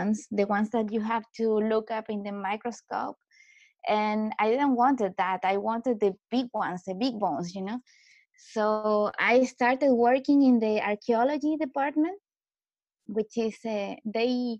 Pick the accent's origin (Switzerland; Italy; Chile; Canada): Chile; also born or lived in Heidelberg, Germany / Stuttgart, Germany; I come from Chile, so from South America